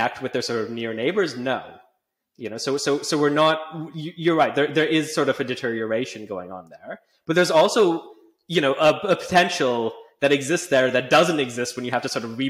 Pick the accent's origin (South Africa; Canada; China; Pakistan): Canada; Calgary, Alberta; moved away as an adult; now in United Kingdom; I grew up in Calgary in Canada